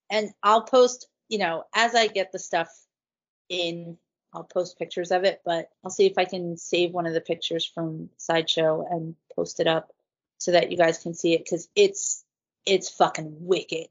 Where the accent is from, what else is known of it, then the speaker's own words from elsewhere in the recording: New Jersey, United States; I was raised in New Jersey